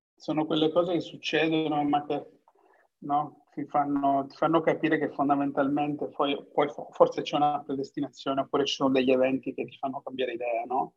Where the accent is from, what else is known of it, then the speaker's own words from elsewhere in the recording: Cosenza, Calabria, Italy; moved away as an adult; also born or lived in England; now in Udine, Italy; Sono originario di Cosenza.